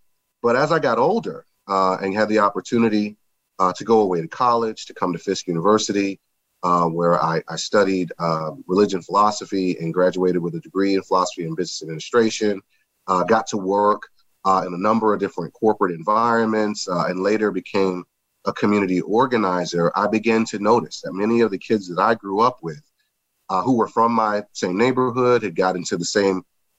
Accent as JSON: {"language": "English", "town": "Baton Rouge", "region": "Louisiana", "country": "United States", "tie": "born or raised there", "said": "I mentioned, and I generally do whenever I introduce myself, make mention of the fact that I grew up in Baton Rouge, Louisiana."}